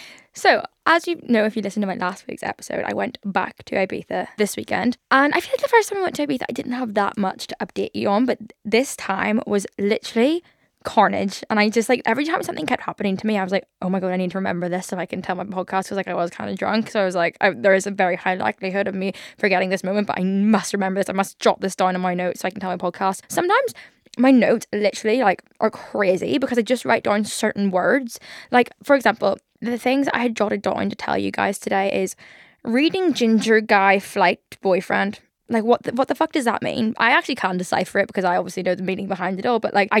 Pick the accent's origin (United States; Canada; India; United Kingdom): United Kingdom; Liverpool, North West England; accent: Liverpool; Liverpool accent a little bit intimidating sometimes. Like, just, like, when someone's angry and I'm from Liverpool, it's kind of, like, scarier.